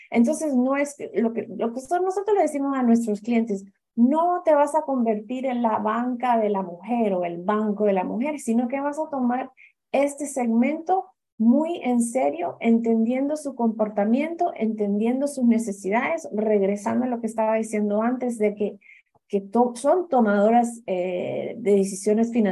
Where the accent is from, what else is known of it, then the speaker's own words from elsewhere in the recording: Honduras; also born or lived in Cuba; yo soy hondureña cubana, entonces tengo una mezcla interesante, pero muy eh, basada en esa migración, ¿no?